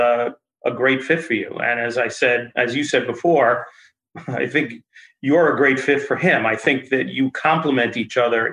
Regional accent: Westchester, New York, United States; when I was growing up in Westchester

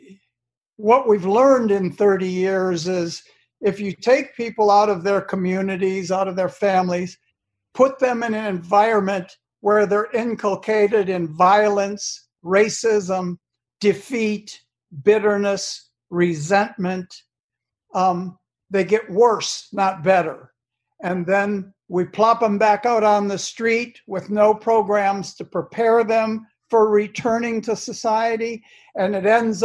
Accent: Detroit, Michigan, United States; growing up in Detroit in the 50s and 60s

